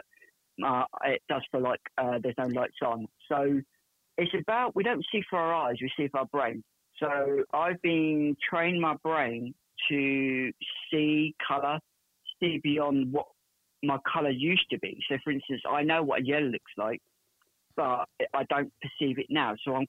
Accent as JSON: {"language": "English", "town": "Portsmouth", "region": "South East England", "country": "United Kingdom", "said": "I'm from Portsmouth in England"}